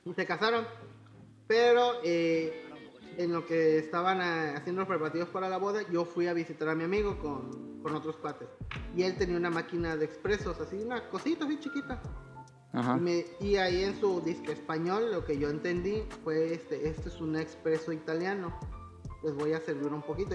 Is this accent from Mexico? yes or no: yes; Veracruz, Mexico; soy de Veracruz.